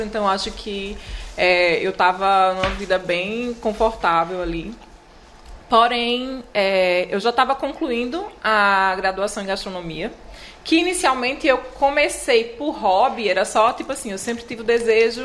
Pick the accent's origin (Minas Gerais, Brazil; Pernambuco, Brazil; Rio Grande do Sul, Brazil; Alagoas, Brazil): Alagoas, Brazil; Palmeira dos Índios; moved away as an adult; now in Maceió, Brazil; Eu sou do interior, né? Sou do Palmeiras dos Índios. E aí eu vim para Maceió